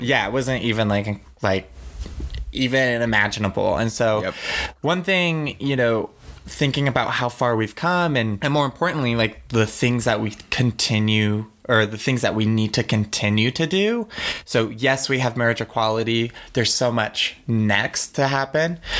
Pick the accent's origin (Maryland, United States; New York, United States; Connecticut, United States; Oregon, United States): Oregon, United States; I grew up in Oregon, which was and where I lived in Willamette Valley was very liberal